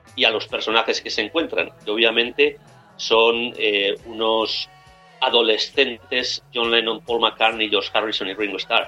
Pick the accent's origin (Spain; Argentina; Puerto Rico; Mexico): Spain; moved away as an adult; also born or lived in United States; now in Glasgow, United Kingdom; nací en España, hablo español más o menos bien, pero, realmente me siento mucho más escocés